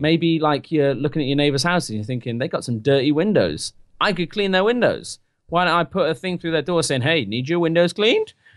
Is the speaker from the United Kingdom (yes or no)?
yes; United Kingdom